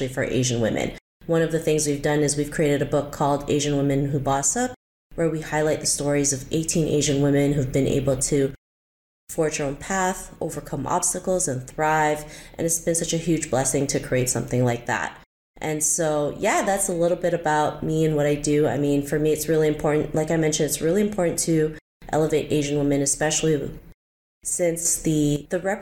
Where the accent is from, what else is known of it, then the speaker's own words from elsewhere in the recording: Canada; also born or lived in Philippines; I was actually born in the Philippines and moved to Canada when I was 7, but I actually moved back when I was 13 and then came back again when I was 16. So everything really started with growing up in Canada